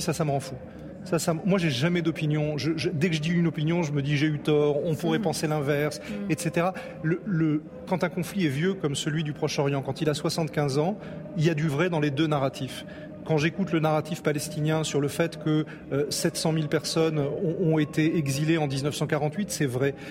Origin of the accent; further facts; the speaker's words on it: Nice, Provence-Alpes-Côte d'Azur, France; L'endroit où je suis né, où j'ai grandi, c'est Nice